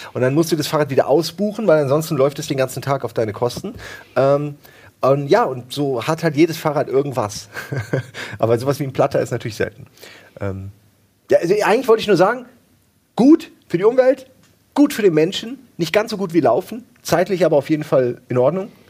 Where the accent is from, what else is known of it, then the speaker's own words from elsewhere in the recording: Wächtersbach, Hesse, Germany; in dem ersten Kaff, wo ich groß geworden bin, in, in, nee, in Wächtersbach war